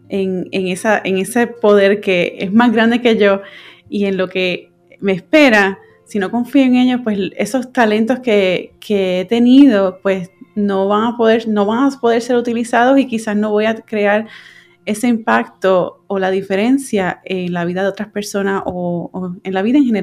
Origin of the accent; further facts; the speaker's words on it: Puerto Rico; moved away as an adult; now in California, United States; yo me fui de Puerto Rico y me mudé a California para, seguir estudiando y, y terminar mis estudios en, mi maestría de fotografía.